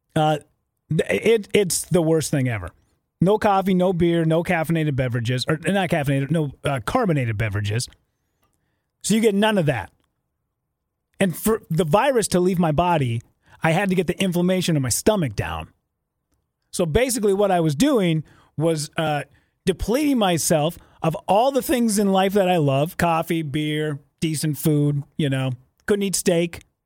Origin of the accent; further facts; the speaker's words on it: Minnesota, United States; being from Minnesota